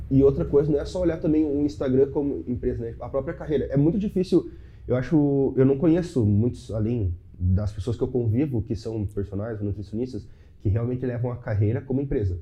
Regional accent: Chapecó, Santa Catarina, Brazil; eu sou de Chapecó. Uhum. Sou de Chapecó, uma cidade de 200 mil habitantes

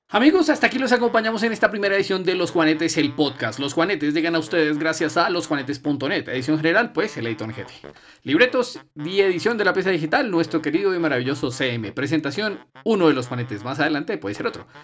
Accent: Colombia; somos todos colombianos

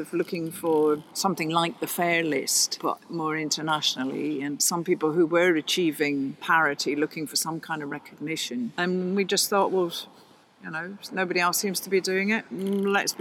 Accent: Glasgow, Scotland, United Kingdom; also born or lived in Spain; now in Oxford, United Kingdom; I'm from Glasgow originally

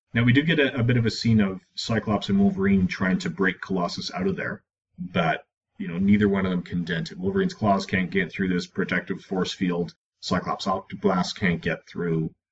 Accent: Edmonton, Alberta, Canada; Born and raised in Edmonton

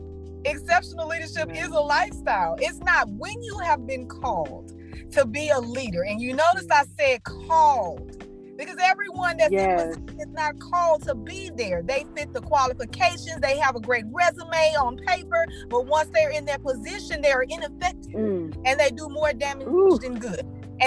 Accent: Houston, Texas, United States; now in Port Arthur, United States; I'm originally from Houston, Texas.

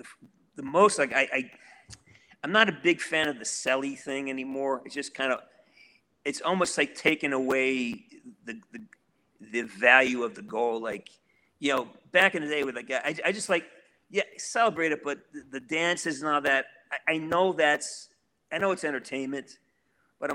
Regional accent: Western Massachusetts, United States; I'm from Western Massachusetts

